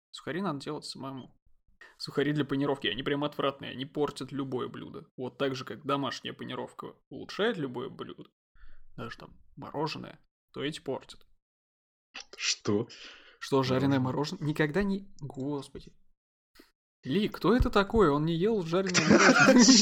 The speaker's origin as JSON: {"language": "Russian", "region": "Moscow", "country": "Russia", "said": "я же москвич и еврей."}